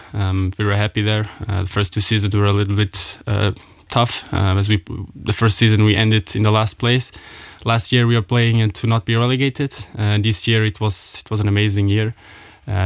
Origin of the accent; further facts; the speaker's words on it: Ettelbruck, Diekirch, Luxembourg; I grew up in Ettelbruck